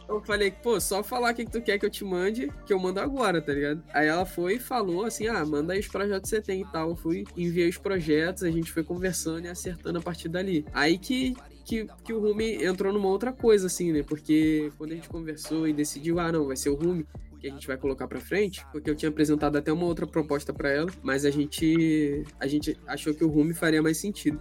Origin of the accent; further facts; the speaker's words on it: Rio de Janeiro, Brazil; eu venho do CIEP, CIEP 386 Guilherme da Silveira, que é lá de Bangu